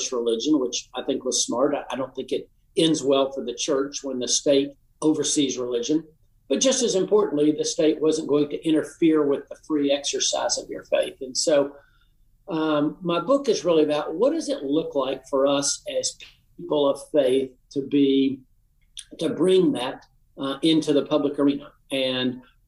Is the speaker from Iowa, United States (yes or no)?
no; Appalachian Tennessee, United States; I'm from the Appalachian part of the state